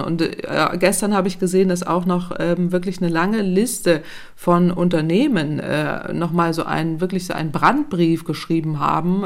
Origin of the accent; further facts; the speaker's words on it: Northern Germany, Germany; ich komme aus Norddeutschland, da ist flaches Land